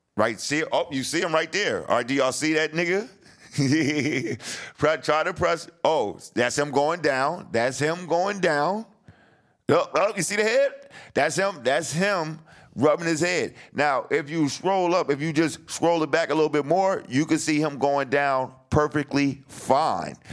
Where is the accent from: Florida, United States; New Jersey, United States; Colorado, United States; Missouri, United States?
New Jersey, United States; moved away as an adult; I'm coming from Jersey